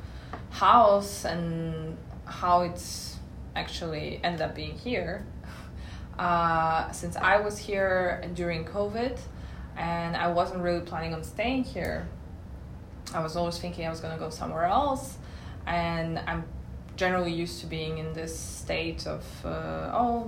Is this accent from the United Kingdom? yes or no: no; Moscow, Russia; moved away as an adult; also born or lived in San Francisco, United States / Paris, France; now in Belgrade, Serbia; I'm Serbian, but I grew up and I lived for 20 years in Moscow, in Russia